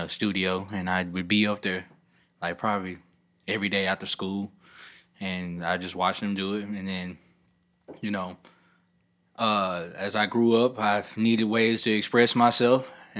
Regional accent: Memphis, Tennessee, United States; also born or lived in Atlanta; I'm from Memphis.

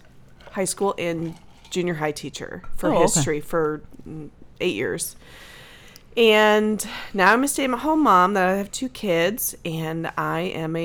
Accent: California, United States; now in Dallas, United States; I am originally from Orange County, California, but I currently live in a suburb of Dallas, Texas, which I love.

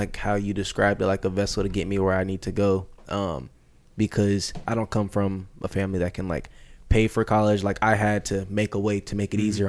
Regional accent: Phoenix, Arizona, United States; also born or lived in Texas / Upper Peninsula, Michigan; now in Michigan, United States; Well, I'm from Phoenix, but being from Phoenix and then living in Texas, I'm used to warm weather pretty much year round.

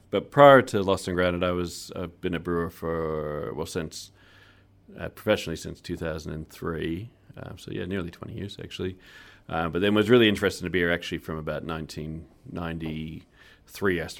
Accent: Guatemala; born there; I was born in Guatemala, but my father's Chilean, oh. and then my mum was from US.

